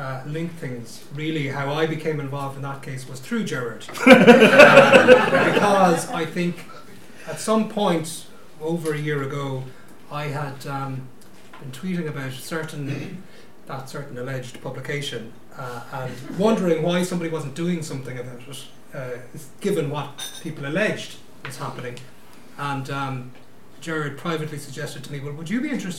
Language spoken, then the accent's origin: English; Limerick, Munster, Ireland; also born or lived in Dublin; I'm from Limerick. I am a simple country solicitor.